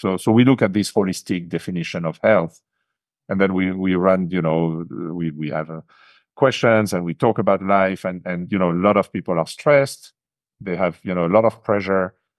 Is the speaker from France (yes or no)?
yes; France; English is a second language; moved away as an adult; now in Japan; I grew up in France, e-, even though I left the country probably nearly forty years ago